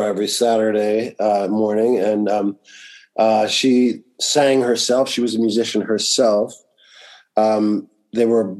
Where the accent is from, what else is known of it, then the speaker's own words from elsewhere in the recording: New York City, New York, United States; also born or lived in California; I grew up in Greenwich Village